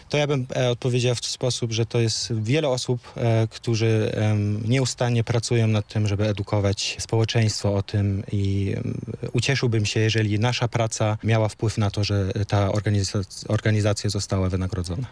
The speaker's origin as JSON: {"language": "Polish", "country": "Germany", "tie": "born or raised there", "first_language": "Polish", "moved": "as an adult", "lives_now": "Wrocław, Poland", "said": "Ja się urodziłem w Niemczech i przyjechałem, e, do Polski na studia. Jestem z pochodzenia Polakiem"}